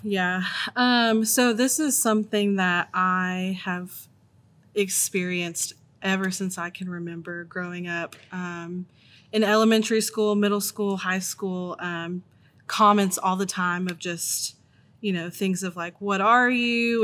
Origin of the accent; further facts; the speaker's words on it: Tennessee, United States; also born or lived in Virginia; born in Virginia, but I've lived in Tennessee most of my life